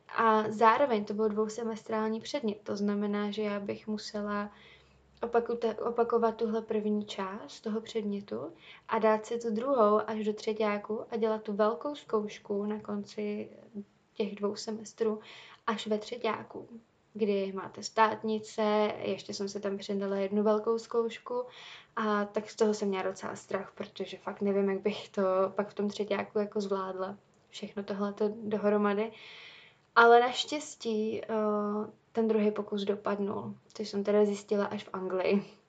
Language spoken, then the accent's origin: Czech; Czechia; já jsem zvyklá tady z Čech